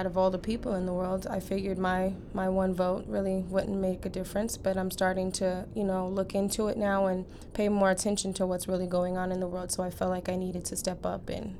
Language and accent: English; Los Angeles, California, United States; moved away as an adult; now in Nevada, United States; I've been living in Nevada for 4 years. I'm actually originally from Los Angeles